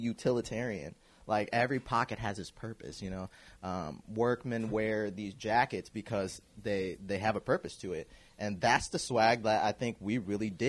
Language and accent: English; Kansas City, Missouri, United States; I grew up in the Northeast area